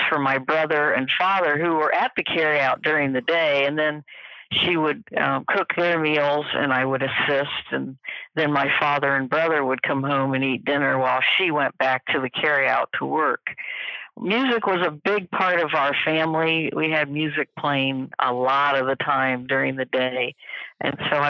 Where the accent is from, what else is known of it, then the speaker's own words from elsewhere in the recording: Columbus, Ohio, United States; I'm a native of Columbus, Ohio. I still live here, so it is my hometown.